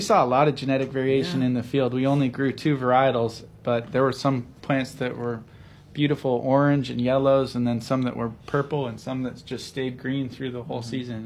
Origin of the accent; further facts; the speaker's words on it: the Northwest, Pacific Northwest, United States; also born or lived in Seattle; I grew up in the Northwest and had a lot of Hawaii connections and relatives here